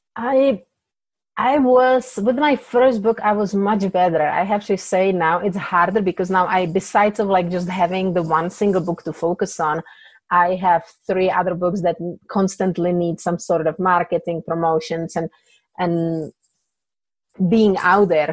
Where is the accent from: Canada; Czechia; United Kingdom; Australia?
Czechia; English is a second language; moved away as an adult; now in United States; I came from Czech Republic. English is my second language